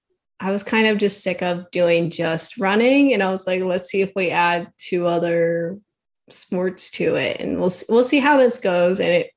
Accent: Northwest Chicago suburbs, Illinois, United States; I'm actually from Northwest Chicago suburbs. Okay. And this is where I've grown up and lived for the entirety of my life.

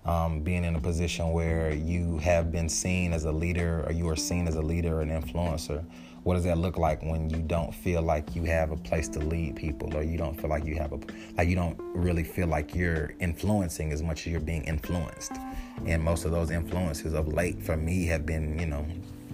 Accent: Atlanta, Georgia, United States; me being born and raised in Atlanta

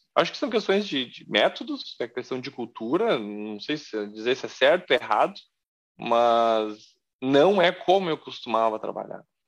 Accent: Porto Alegre, Rio Grande do Sul, Brazil; moved away; Eu sou gaúcho, de Porto Alegre

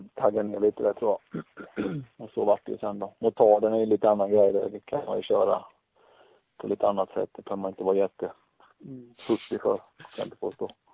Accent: Tranås, Jönköping County, Sweden; dra igång en butik också, just hemma i Tranås

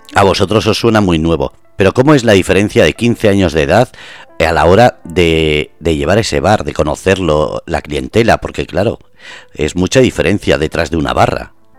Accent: Basque Country, Spain; moved away as an adult; now in Murcia, Spain; yo soy vasco, llevo seis años aquí

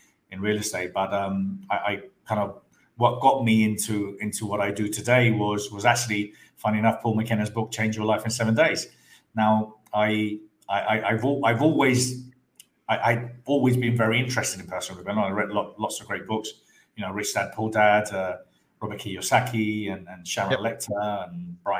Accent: Andalusia, Spain; also born or lived in London; I was born in London, but brought up in Spain, in the south of Spain.

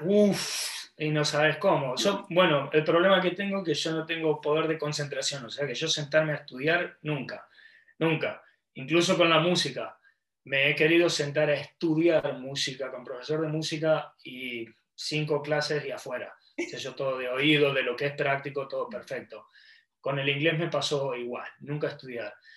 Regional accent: Argentina; moved away as an adult; also born or lived in Gold Coast, Australia; now in Brisbane, Australia; yo salí de Argentina con un bolso, con poco dinero

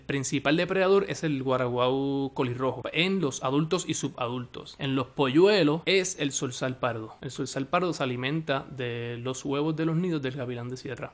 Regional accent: Puerto Rico; en Puerto Rico, en donde, en donde yo nací, en donde yo me crié

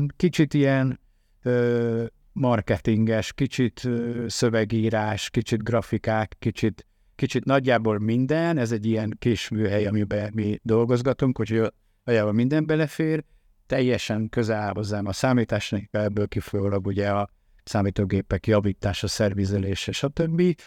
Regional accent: Tamási, Tolna, Hungary; moved away; Én vidéki gyerek vagyok, Tamásiban nevelkedtem

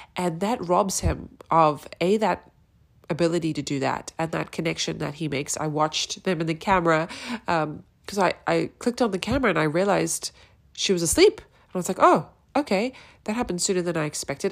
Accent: South Africa; also born or lived in New York, United States; now in Austin, Texas, United States; I'm a South African living in Austin, Texas, via New York

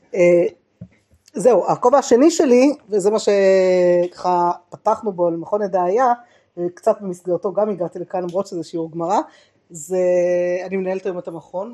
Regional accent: Jerusalem, Jerusalem District, Israel; שגדלתי בעיר העתיקה

